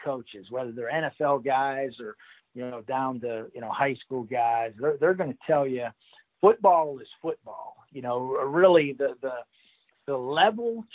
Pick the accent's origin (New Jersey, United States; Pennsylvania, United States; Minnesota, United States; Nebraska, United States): Pennsylvania, United States; Pittsburgh; I'm from the Pittsburgh region of Pennsylvania.